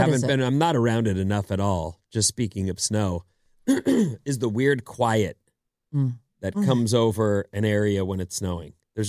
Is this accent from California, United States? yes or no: yes; California, United States; We're from California.